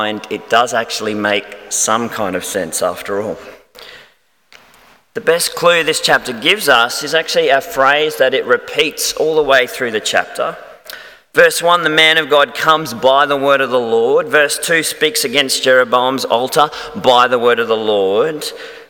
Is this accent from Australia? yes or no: yes; Melbourne, Victoria, Australia; moved away; I'm actually from Melbourne originally